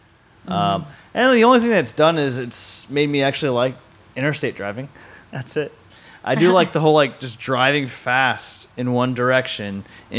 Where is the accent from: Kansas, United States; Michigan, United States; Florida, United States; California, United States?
Florida, United States; Orlando; No, I've been all over the place. But yeah, I basically grew up in Florida, Orlando, Florida.